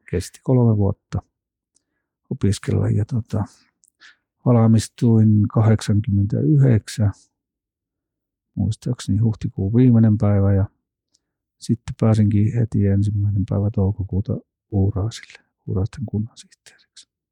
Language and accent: Finnish; Kinnula, Central Finland, Finland; mä oon Kinnolasta kotoisin.